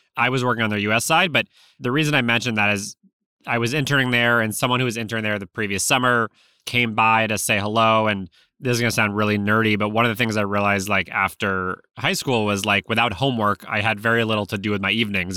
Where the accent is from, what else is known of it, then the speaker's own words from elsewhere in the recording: Newton, Massachusetts, United States; I grew up in Newton, Massachusetts, which is a suburb of Boston.